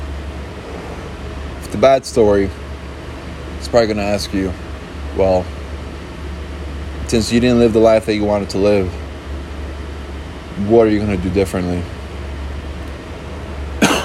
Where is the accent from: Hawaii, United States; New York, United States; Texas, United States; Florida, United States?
Florida, United States; Miami; A very small decimal within the United States where I was born in, like Miami